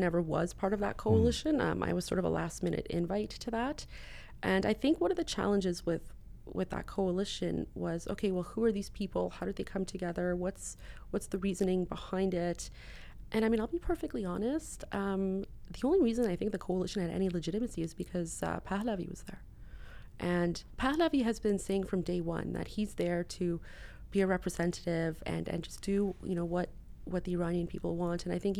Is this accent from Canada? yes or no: yes; Canada; I mean, as a Canadian, I grew up in a constitutional monarchy.